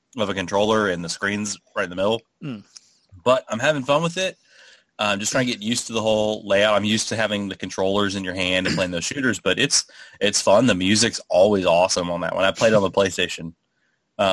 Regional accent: United States; your US host

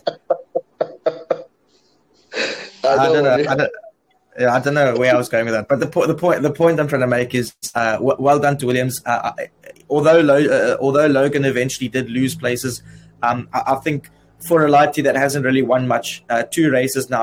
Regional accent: South Africa; I'm from South Africa

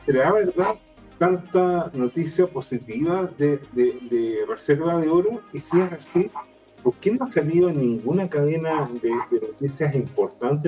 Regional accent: Chile

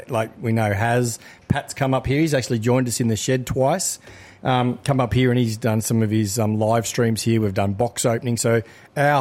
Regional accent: Victoria, Australia; I grew up in Victoria

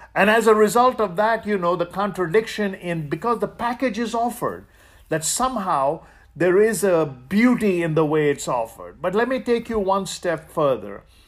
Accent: India; now in United States; I grew up in India.

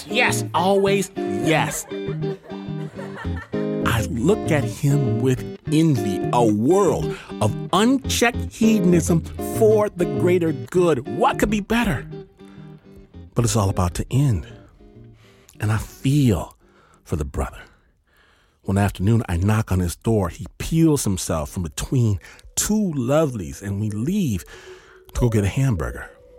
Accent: Michigan, United States; I'm from Michigan, not LA, not New York

